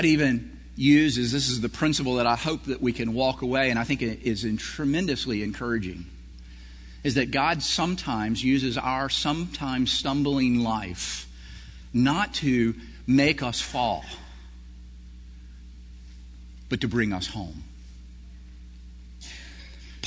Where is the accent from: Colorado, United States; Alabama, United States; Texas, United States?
Alabama, United States; Prattville; I grew up in Prattville, Alabama, which was a corn area of Alabama